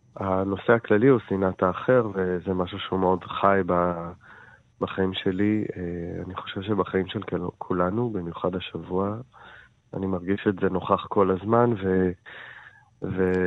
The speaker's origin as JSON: {"language": "Hebrew", "country": "Israel", "also_born_or_lived": "Jaffa / Jerusalem"}